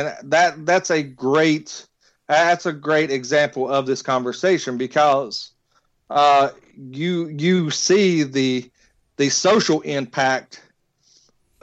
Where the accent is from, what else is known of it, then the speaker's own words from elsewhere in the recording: West Virginia, United States; I'm from West Virginia